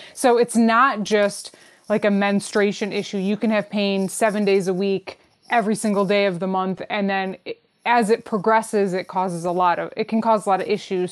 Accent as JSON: {"language": "English", "town": "Detroit", "region": "Michigan", "country": "United States", "said": "I'm from Detroit"}